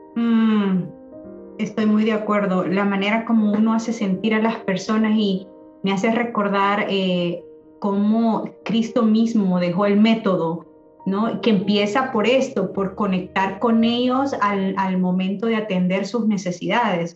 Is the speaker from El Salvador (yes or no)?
yes; El Salvador; moved away as an adult; yo ya me vine ya de 20 años acá, entonces para mí mitad de mi vida fue allá en mi país, en El Salvador.